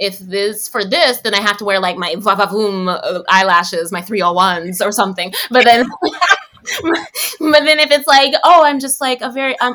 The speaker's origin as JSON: {"language": "English", "town": "New York City", "region": "New York", "country": "United States", "tie": "born or raised there", "said": "I'm from the Bronx"}